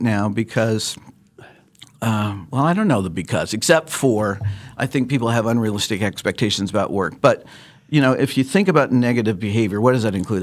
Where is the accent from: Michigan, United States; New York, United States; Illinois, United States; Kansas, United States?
Kansas, United States; Lawrence; moved away as an adult; also born or lived in Chicago / Phoenix / Atlanta; now in Wichita, United States; I grew up in Lawrence, uh, and, uh, am a Jayhawk fan